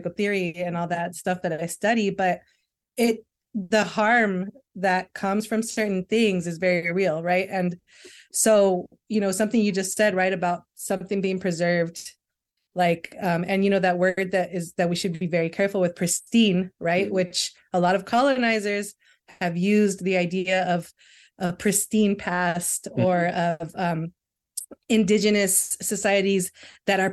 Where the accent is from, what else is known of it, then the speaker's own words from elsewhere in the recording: Los Angeles, California, United States; also born or lived in Long Beach / Mexico; I'm originally from LA. Like I grew up in South Central and Long Beach